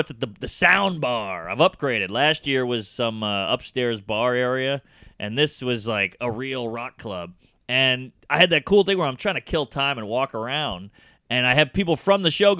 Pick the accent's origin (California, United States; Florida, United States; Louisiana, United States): Louisiana, United States; New Orleans; I'm from New Orleans, which is also a sinful place